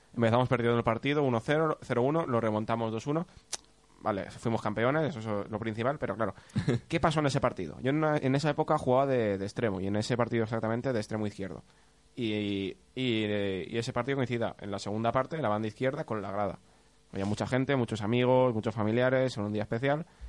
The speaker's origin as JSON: {"language": "Spanish", "town": "Torrent", "region": "Valencian Community", "country": "Spain", "said": "yo soy de Torrent"}